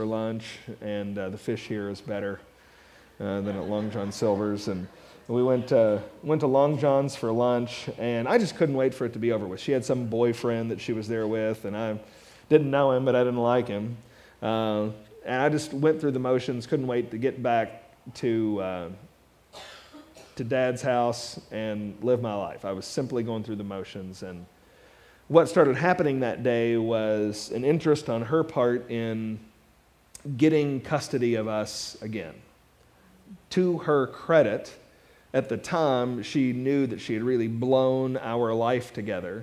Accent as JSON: {"language": "English", "town": "Mount Sterling", "region": "Kentucky", "country": "United States", "tie": "born or raised there", "also_born_or_lived": "Louisville, Kentucky", "said": "I grew up in Mount Sterling, Kentucky"}